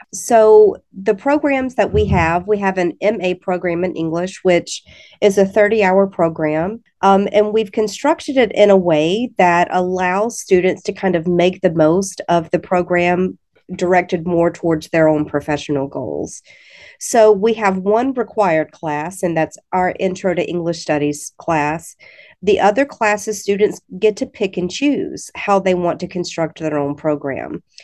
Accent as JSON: {"language": "English", "region": "Alabama", "country": "United States", "moved": "as an adult", "lives_now": "Missouri, United States", "said": "I'm originally from the state of Alabama, so you might be able to hear that a little bit"}